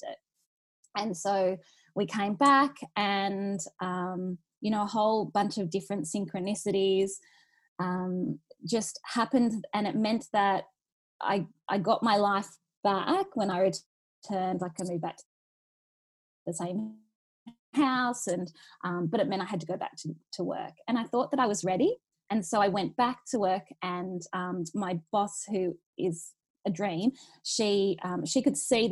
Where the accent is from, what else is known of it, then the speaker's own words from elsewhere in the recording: Newcastle, New South Wales, Australia; moved away as an adult; also born or lived in Sydney; I'm originally from Newcastle. I moved to Sydney for 10 years when I got my first job.